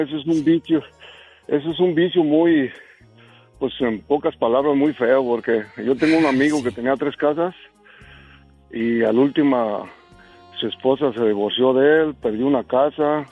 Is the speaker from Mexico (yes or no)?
yes; Jacona, Michoacán, Mexico; now in Fresno, United States; ahí somos nosotros de Michoacán